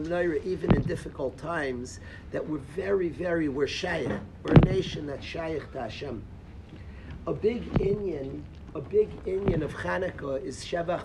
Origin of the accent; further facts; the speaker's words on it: Far Rockaway, New York, United States; I grew up in Farakway